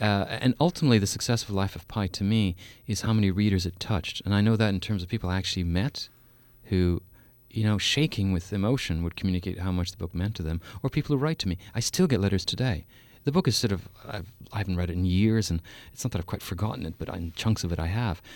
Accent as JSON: {"language": "English", "country": "Canada", "also_born_or_lived": "Saskatoon, Saskatchewan", "said": "for four years in Canada, I'm Canadian"}